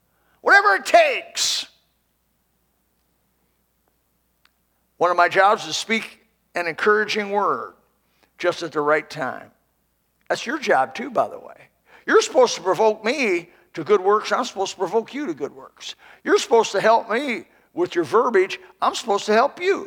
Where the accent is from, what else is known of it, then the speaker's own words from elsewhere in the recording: Indiana, United States; moved away; I'm from Indiana originally